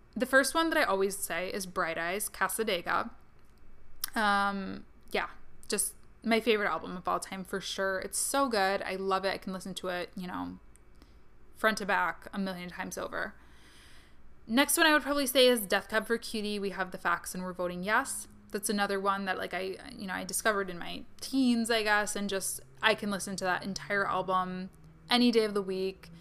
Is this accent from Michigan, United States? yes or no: yes; Kalamazoo, Michigan, United States; my hometown, Kalamazoo, Michigan